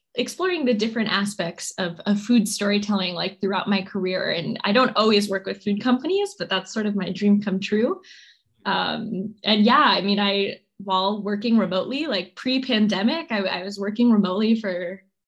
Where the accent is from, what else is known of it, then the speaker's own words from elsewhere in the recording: New York, United States; also born or lived in California; We moved from California to New York when I was a kid